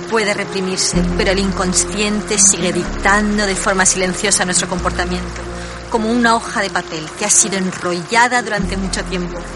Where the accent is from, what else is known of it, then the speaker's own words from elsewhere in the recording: Peru; Eh, yo soy peruana. En mi cultura le damos un significado, tenemos un significado para este sueño.